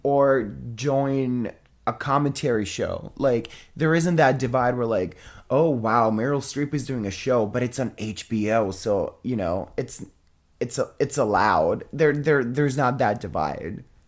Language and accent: English; Italy; I'm from Italy